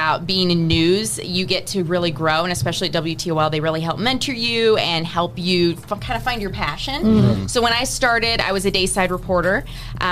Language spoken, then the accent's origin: English; New Orleans, Louisiana, United States; moved away as an adult; also born or lived in Texas; now in Toledo, United States; Originally from New Orleans area